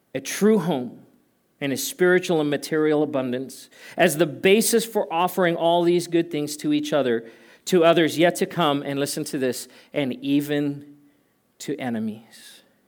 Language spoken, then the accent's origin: English; South Africa; moved away; I grew up in South Africa.